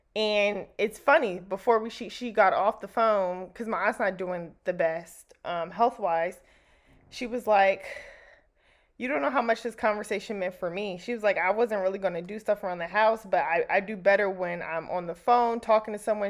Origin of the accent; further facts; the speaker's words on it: New Jersey, United States; moved away; where I grew up back home in Jersey